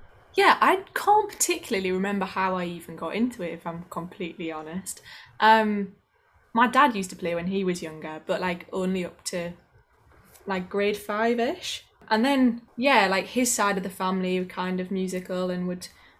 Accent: the north of England, United Kingdom; accent: northern; my northern accent

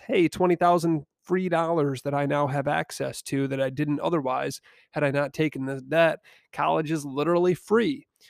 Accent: Niles, Michigan, United States; I found myself back down in my hometown of Niles, Michigan

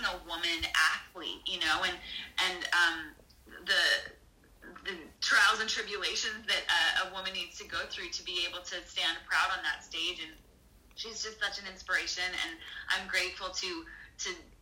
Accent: Calgary, Alberta, Canada; moved away as an adult; now in Nashville, United States; Growing up in Calgary was definitely a hockey town.

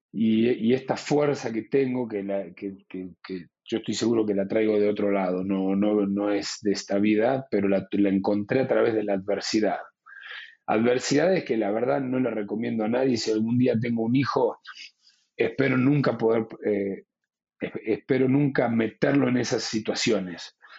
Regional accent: Luján, Buenos Aires Province, Argentina; moved away as an adult; also born or lived in Spain; nos mudamos a la ciudad de Luján para poder seguir yendo a, a esa escuela

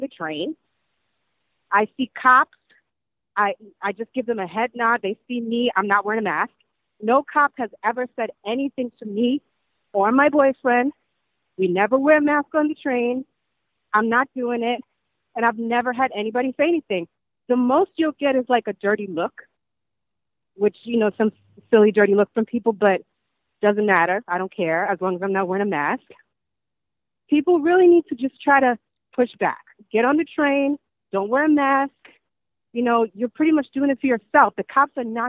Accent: New York City, New York, United States; as a native New Yorker

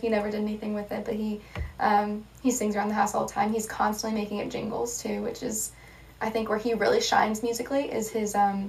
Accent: Columbia, Missouri, United States; Yeah, I grew up in Columbia, Missouri, like you said. It's a college town

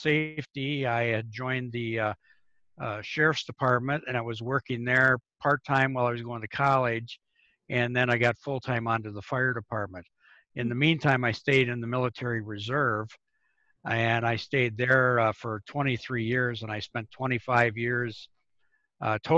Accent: Madison, Wisconsin, United States; moved away as an adult; now in California, United States; I grew up in Madison, Wisconsin

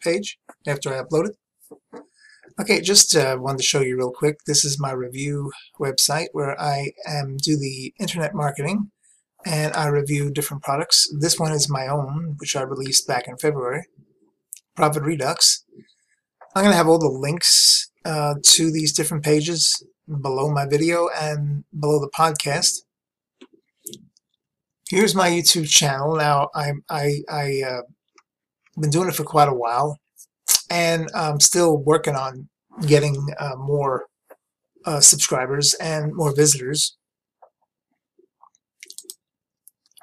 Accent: New York City, New York, United States; moved away as an adult; also born or lived in Brooklyn, New York / Long Island, New York; lived in Queens from day one, from when my parents took me home. I lived in Queens, New York

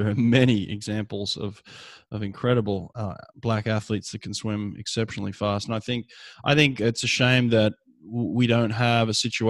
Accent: Australia; I grew up in Australia

